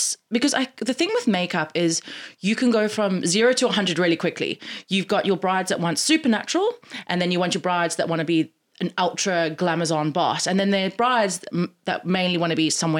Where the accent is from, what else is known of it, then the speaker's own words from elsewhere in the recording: South Africa; moved away as an adult; also born or lived in United States / London; I'm from South Africa originally. When I finished high school, I moved to America for 6 months. And then from America, I moved to London.